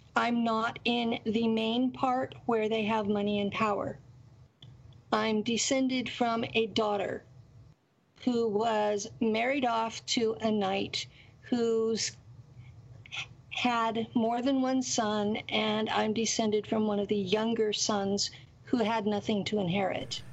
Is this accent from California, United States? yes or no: yes; Tulare County, California, United States; I lived in Tulare County, California, and it is a rural area that's completely based on farm labor